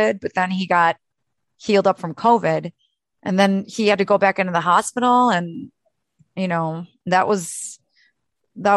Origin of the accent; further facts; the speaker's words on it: Milwaukee, Wisconsin, United States; moved away as an adult; also born or lived in Austin, Texas; I never left Milwaukee after that, my hometown